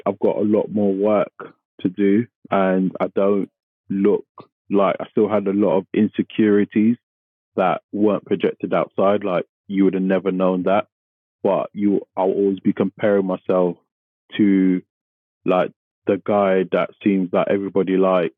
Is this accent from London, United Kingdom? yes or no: yes; London, United Kingdom; I grew up in Tottenham, which is not the most affluent area